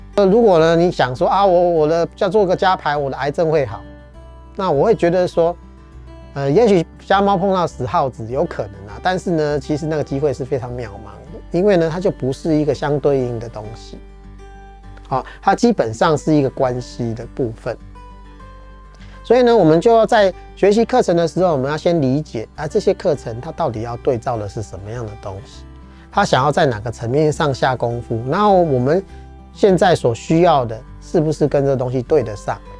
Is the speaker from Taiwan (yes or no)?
yes; Taiwan; 我们台湾人或华人都是听骗不听劝